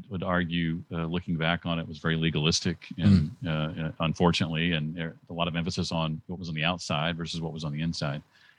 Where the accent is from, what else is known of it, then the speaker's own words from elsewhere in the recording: Indianapolis, Indiana, United States; moved away as an adult; also born or lived in Muncie, Indiana; now in Tennessee, United States; I grew up in Indianapolis, Indiana